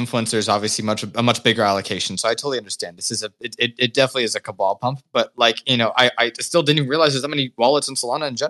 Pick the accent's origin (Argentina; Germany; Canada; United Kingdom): Canada; I am Canadian, not affiliated with the Americans